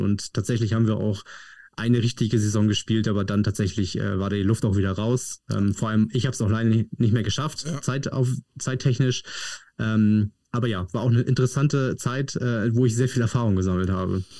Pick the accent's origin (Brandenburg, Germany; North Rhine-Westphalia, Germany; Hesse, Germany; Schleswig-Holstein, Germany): Schleswig-Holstein, Germany; Padenstedt; Padenstedt Kamp ist ein kleines Dorf unterhalb von Neumünster, liegt ziemlich genau zwischen Kiel und ja, Hamburg